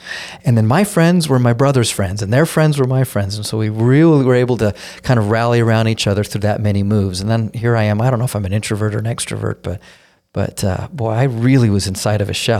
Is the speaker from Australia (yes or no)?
no; Denver, Colorado, United States; I grew up in Denver. I say I grew up in Denver. It's where I went to high school. But I've lived in 8 states growing up and moved every 2 years since I was 4 years old.